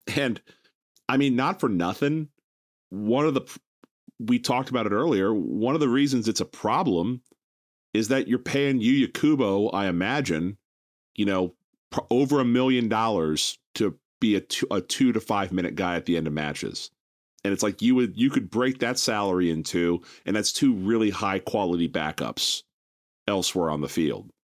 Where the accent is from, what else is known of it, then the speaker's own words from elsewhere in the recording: United States; I'm an American through and through